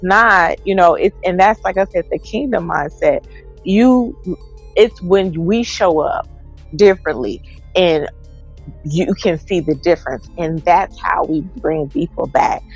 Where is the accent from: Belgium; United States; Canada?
United States; Texas; I'm from Texas